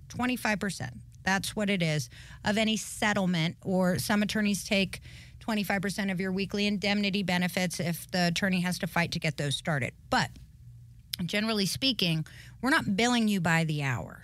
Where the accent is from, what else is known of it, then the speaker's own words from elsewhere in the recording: Highlands, North Carolina, United States; also born or lived in Cleveland, Ohio; I'm from Highlands, North Carolina in the mountains.